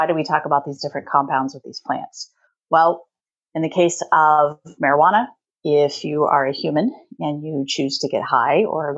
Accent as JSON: {"language": "English", "region": "Midwest", "country": "United States", "tie": "born or raised there", "also_born_or_lived": "Oklahoma", "moved": "as an adult", "lives_now": "Pacific Northwest, United States", "said": "We grew up in the Midwest, and I went to school there at Oklahoma State University. And then as soon as we graduated, we decided we needed to come up to the Pacific Northwest"}